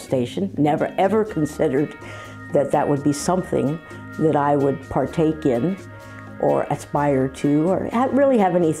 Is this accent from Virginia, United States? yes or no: no; San Francisco, California, United States; I grew up in San Francisco in the mission. I mean, I lived in the community. I was a product of the community.